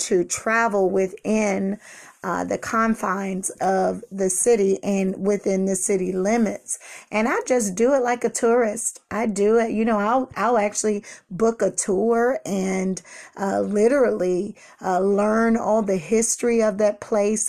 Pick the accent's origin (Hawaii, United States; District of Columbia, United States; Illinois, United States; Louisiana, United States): District of Columbia, United States; Washington; I was born and raised in Washington, D C